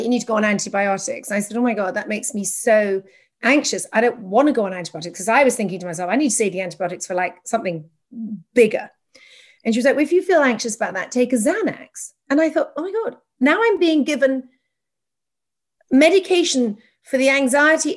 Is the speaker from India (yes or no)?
no; England, United Kingdom; now in United States; an English person living in America